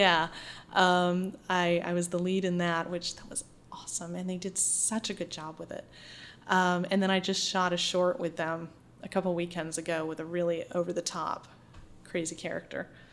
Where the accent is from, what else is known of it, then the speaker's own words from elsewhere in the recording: Holden, Maine, United States; moved away as an adult; also born or lived in New York City; I'm from a small town outside of Bangor um, mm-hmm. called Holden, and um, I, my family has been there for generations.